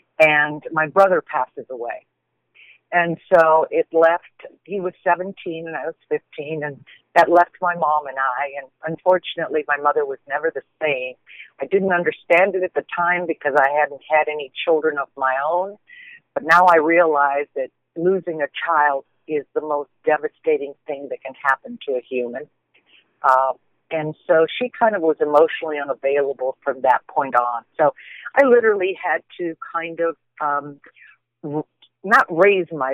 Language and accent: English; Tucson, Arizona, United States; moved away as an adult; also born or lived in Portland; I was born here in Tucson to a much older couple